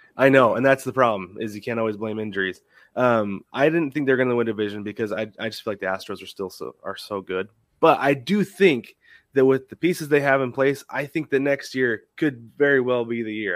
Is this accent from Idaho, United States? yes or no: no; Portland, Oregon, United States; now in Arizona, United States; I'm from Portland originally. Right now, I live in Arizona